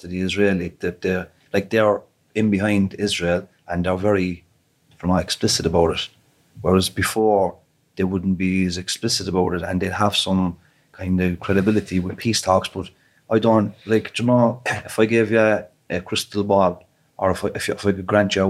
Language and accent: English; Ireland; as an Irish citizen, a European Union resident